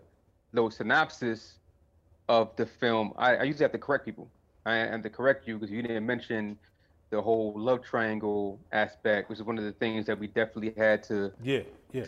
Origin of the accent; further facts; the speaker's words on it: New York City, New York, United States; I'm from Flatbush